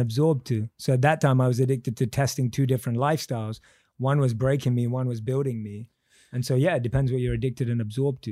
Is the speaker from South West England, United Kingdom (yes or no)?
no; London, United Kingdom; born and raised in London